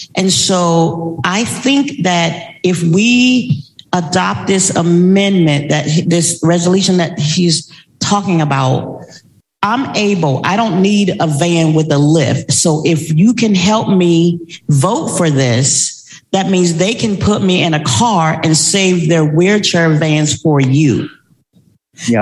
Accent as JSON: {"language": "English", "town": "Tallahassee", "region": "Florida", "country": "United States", "moved": "yes", "said": "I am originally from Tallahassee, Florida"}